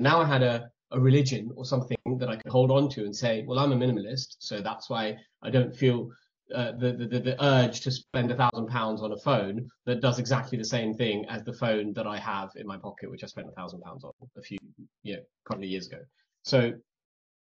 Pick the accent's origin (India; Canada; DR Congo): India; moved away; growing up in India, we were already minimalist